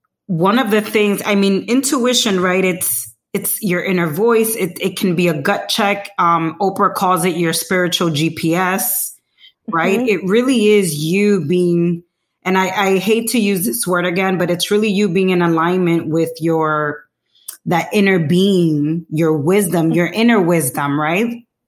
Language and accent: English; Dominican Republic; We're from Dominican Republic. We're, you know, Latinas.